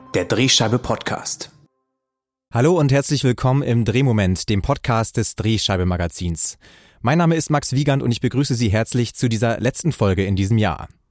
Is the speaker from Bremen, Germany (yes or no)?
yes; Bremerhaven, Bremen, Germany; in meine Heimatstadt Bremerhaven